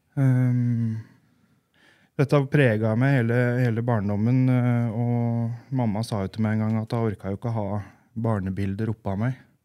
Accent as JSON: {"language": "Norwegian", "town": "Gjøvik", "region": "Innlandet", "country": "Norway", "tie": "born or raised there", "said": "vi vokste jo opp på Gjøvik"}